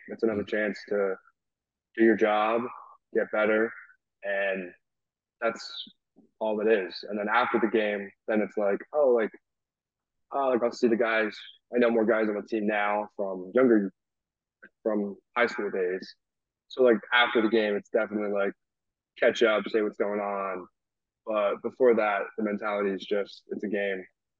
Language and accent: English; Rhode Island, United States; I mean, they're all Patriots guys because I'm from Rhode Island.